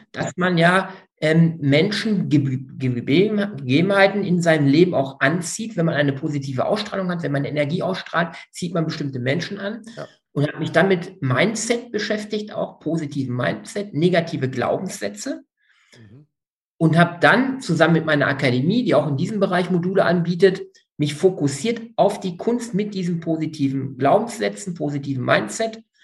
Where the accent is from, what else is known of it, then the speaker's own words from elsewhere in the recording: Münsterland / Ruhr area, North Rhine-Westphalia, Germany; Jetzt komme ich aus dem Münsterland Ruhrgebiet